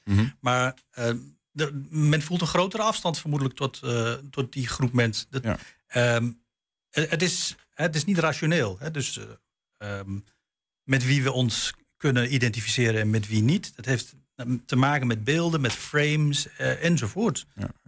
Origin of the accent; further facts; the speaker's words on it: Netherlands; ik ben zelf van Turks afkomst, mijn ouders komen uit Turkije, ik ben hier geboren